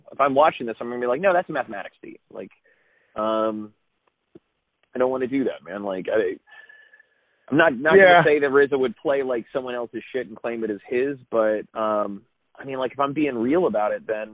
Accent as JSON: {"language": "English", "country": "Germany", "tie": "born or raised there", "said": "I grew up in Germany."}